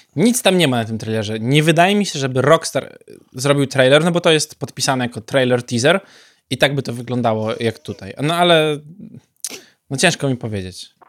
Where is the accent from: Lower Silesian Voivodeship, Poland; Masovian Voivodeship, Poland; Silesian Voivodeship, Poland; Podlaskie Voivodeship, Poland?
Podlaskie Voivodeship, Poland; Białystok; szczególnie u nas w Białymstoku